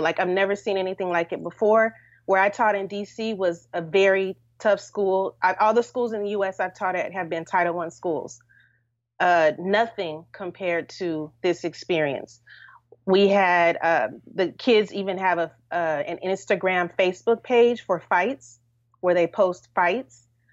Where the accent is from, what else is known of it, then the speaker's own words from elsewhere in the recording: Los Angeles, California, United States; moved away; also born or lived in Washington, D.C.; I'm from California, Los Angeles